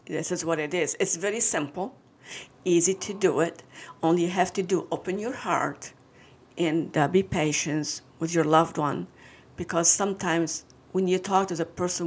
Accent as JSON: {"language": "English", "country": "Lebanon", "moved": "yes", "lives_now": "Michigan, United States", "said": "I'm from Lebanon."}